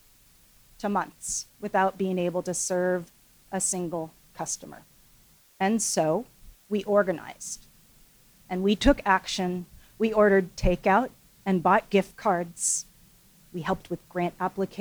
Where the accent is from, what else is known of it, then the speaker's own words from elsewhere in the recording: Seattle, Washington, United States; also born or lived in Seoul, South Korea; I was adopted when I was 6 months old and grew up here in Seattle.